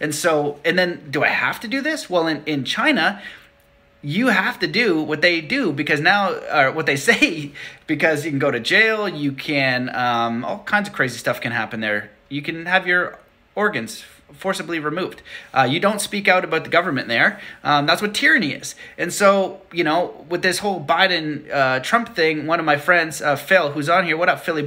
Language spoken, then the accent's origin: English; Canada; I'm Canadian